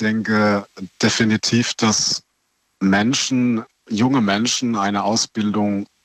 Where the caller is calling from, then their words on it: Waibstadt, Baden-Württemberg, Germany; ich komme aus Weibstadt bei Sinsheim, wo die TSG Hoffenheim spielt.